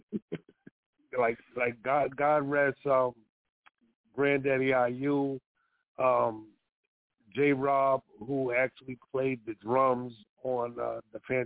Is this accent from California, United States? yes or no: no; New York City, New York, United States; moved away as an adult; also born or lived in East Coast; We're all from Sugar Hill, Harlem, between 149th and 150th and Broadway